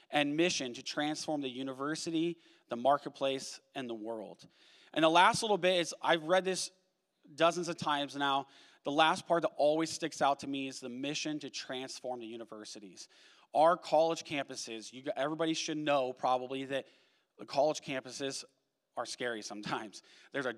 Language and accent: English; Washington, United States; moved away as an adult; now in Oregon, United States; We are Pacific Northwesterners through and through. We grew up in Washington. We moved down to Oregon.